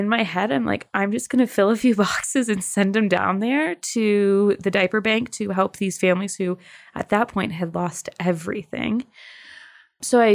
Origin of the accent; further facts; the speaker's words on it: Michigan, United States; moved away as an adult; now in Colorado, United States; I am originally from Michigan and but call Colorado home now. I have been out here about 10 years